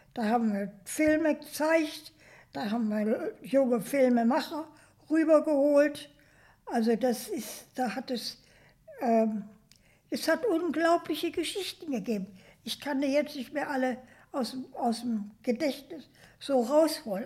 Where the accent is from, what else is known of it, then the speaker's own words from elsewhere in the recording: Germany; moved away as an adult; also born or lived in New York, United States; dass ich Deutsch war